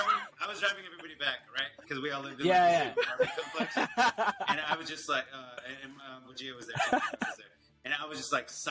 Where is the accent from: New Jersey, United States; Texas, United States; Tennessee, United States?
Texas, United States; Houston; I'm from Ailey. I'm from Houston.